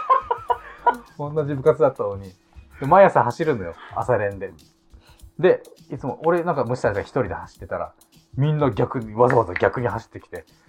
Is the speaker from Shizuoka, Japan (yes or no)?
no; Okinawa, Japan; やっぱ沖縄出身だし